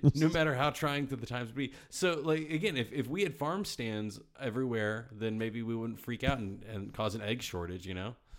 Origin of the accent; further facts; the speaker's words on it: Virginia, United States; my home state